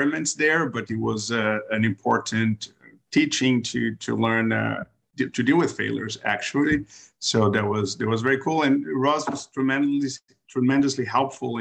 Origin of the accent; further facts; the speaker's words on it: Brazil; moved away as an adult; also born or lived in New York, United States; now in United States; I am from Brazil originally. I went to med school there. I did my internal medicine residency there.